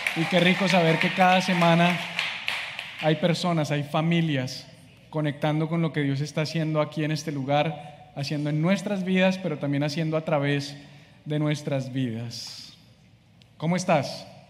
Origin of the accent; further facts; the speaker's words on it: Colombia; moved away as an adult; now in Miami, United States; soy colombiano, vivo en Miami hace siete meses